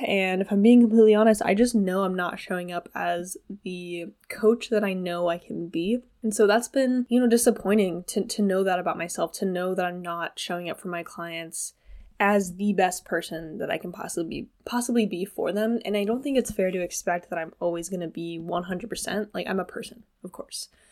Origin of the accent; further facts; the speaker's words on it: Washington, United States; now in Hawaii, United States; I have been back home in Washington State, where I'm from